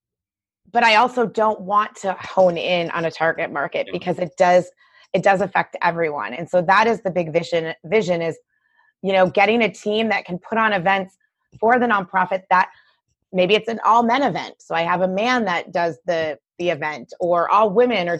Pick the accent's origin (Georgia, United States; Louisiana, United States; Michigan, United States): Michigan, United States; I'm from Michigan, you know. I'm a Midwesterner. I'm from Michigan